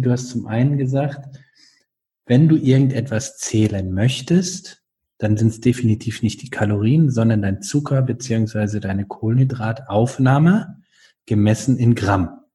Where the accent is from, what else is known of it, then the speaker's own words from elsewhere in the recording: North Rhine-Westphalia, Germany; now in Baden-Württemberg, Germany; ich bin dort aufgewachsen in Nordrhein-Westfalen